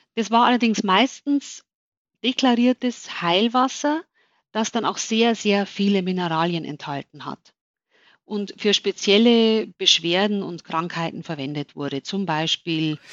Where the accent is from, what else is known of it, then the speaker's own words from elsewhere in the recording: Germany; bei uns in Deutschland